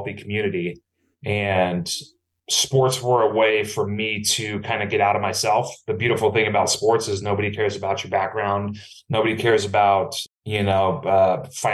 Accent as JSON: {"language": "English", "town": "Napa", "region": "California", "country": "United States", "tie": "born or raised there", "said": "born and raised in Napa, California"}